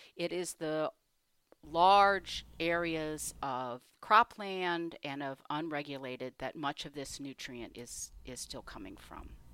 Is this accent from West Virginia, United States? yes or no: no; Michigan, United States; I was born in Michigan, in a suburb